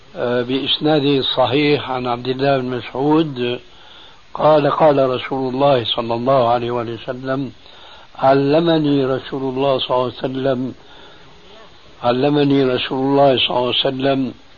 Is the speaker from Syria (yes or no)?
yes; Syria; عندنا في سوريا